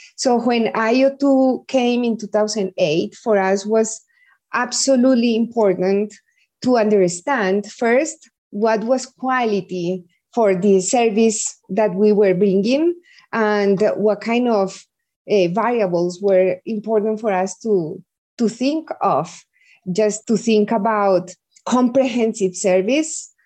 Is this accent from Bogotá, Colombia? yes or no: no; Medellin, Antioquia, Colombia; I was born in Medellin. Medellin is the second biggest city in Colombia